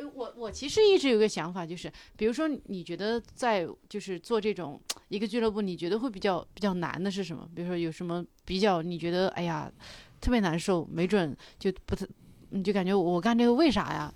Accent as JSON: {"language": "Chinese", "town": "Kunming", "region": "Yunnan", "country": "China", "tie": "born or raised there", "moved": "yes", "lives_now": "Beijing, China", "said": "如果我在我的老家做这个事情，我是很。很难跟我的家里人有一个完美的解释。比如说，我家里人会问我什么时候去昆明演出"}